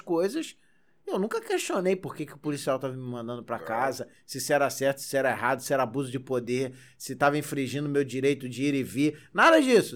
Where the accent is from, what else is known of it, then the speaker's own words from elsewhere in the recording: Magé, Rio de Janeiro, Brazil; eu cresci em Magé.